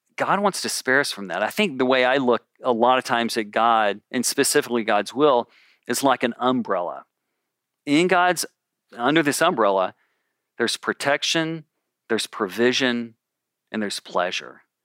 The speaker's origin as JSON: {"language": "English", "town": "Memphis", "region": "Tennessee", "country": "United States", "moved": "yes", "lives_now": "California, United States", "said": "I'm from Memphis"}